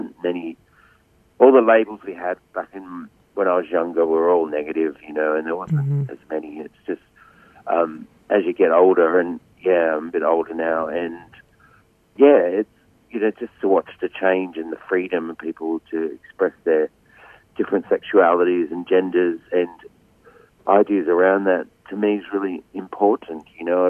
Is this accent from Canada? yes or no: no; Wollongong, New South Wales, Australia; they're not an Indigenous family. They're actually a poor non-Indigenous family. And we grew up in housing commission in Western Wollongong in New South Wales.